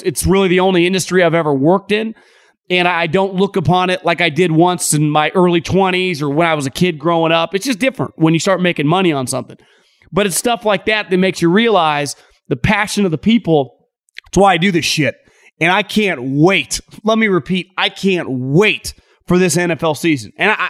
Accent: West Coast, United States; And I know a lot of Ducks fans growing up on the West Coast.

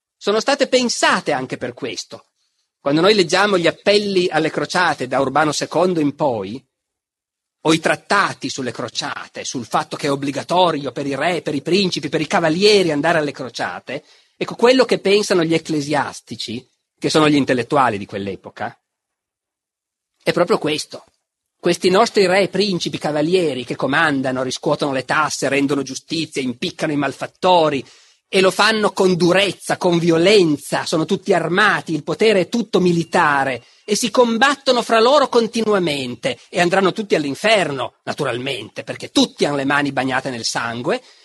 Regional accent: Piedmont, Italy; dalle mie parti in Piemonte

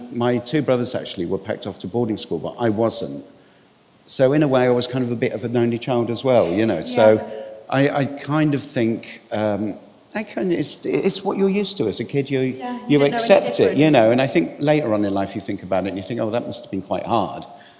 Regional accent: England, United Kingdom; also born or lived in Cyprus; I was conceived and born in Cyprus, and then we kind of left Cyprus and moved back to England. So I'm English, you know, British or whatever. But my parents are both Irish.

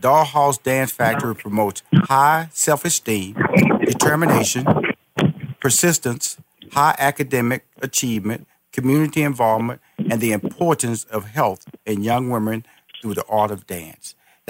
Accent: Chicago, Illinois, United States; especially like I'm from Chicago, from a standpoint, I worked there like 5 years, and dance clubs and dancing is really big in Chicago.

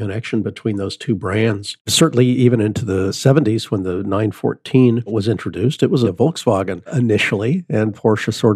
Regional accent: Los Angeles, California, United States; I grew up in Los Angeles

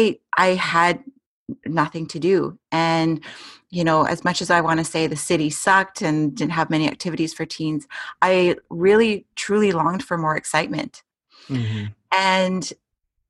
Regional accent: Edmonton, Alberta, Canada; I was born and raised in Edmonton, Alberta.

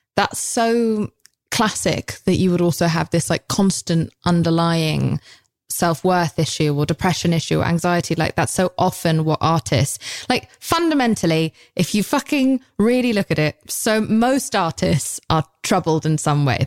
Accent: United Kingdom; I'm British

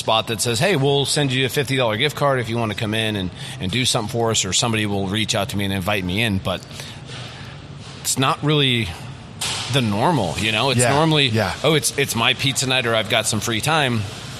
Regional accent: Midwest, United States; we're from the Midwest, so I've always been a Minnesota Twins fan.

